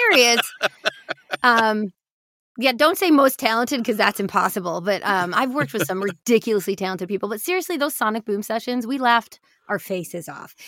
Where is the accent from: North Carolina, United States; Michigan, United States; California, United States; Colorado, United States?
Michigan, United States; I grew up in Michigan